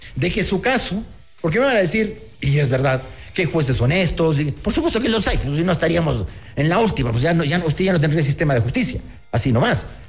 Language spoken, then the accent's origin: Spanish; Ecuador; los ecuatorianos